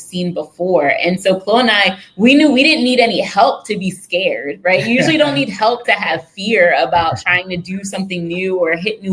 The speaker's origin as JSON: {"language": "English", "region": "rural Pennsylvania", "country": "United States", "tie": "born or raised there", "moved": "yes", "lives_now": "Baltimore, United States", "said": "I grew up in Pennsylvania in like a farm town, rural Pennsylvania"}